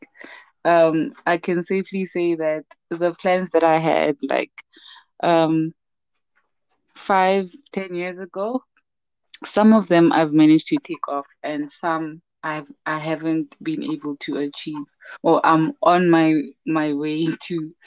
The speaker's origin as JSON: {"language": "English", "town": "Mahikeng", "region": "North West", "country": "South Africa", "tie": "born or raised there", "also_born_or_lived": "Johannesburg, South Africa", "lives_now": "Rustenburg, South Africa", "said": "I'm a Motswana woman, mother to a 6-year-old lovely boy, Oratile. And my background is in industrial psychology. And I'm from Rustenburg, born in Rustenburg, but bred in Mafikeng, and now we're back"}